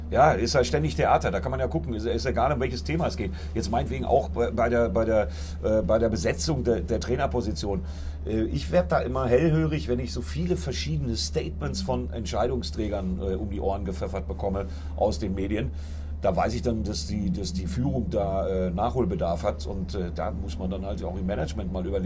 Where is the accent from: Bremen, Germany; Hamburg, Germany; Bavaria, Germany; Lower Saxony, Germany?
Bremen, Germany; Ich meine, wenn ich äh, neidisch als Bremer auf euren Kader gucke und mir dann angucke, was das für ein Rumgekrebse war